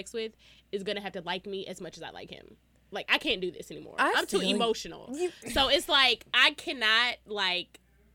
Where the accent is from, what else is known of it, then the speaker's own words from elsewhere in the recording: Dallas, Texas, United States; I'm from Dallas, Texas